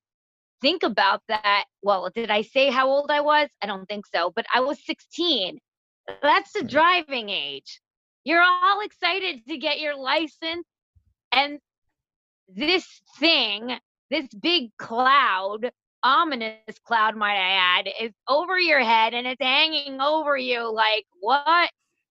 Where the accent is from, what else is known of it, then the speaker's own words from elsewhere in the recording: Connecticut, United States; I was born and raised in Connecticut.